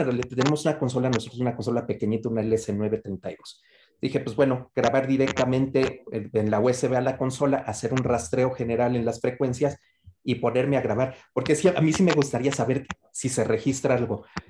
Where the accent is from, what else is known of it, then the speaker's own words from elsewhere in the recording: Mexico; esta parte de nuestro folclore como, mexicano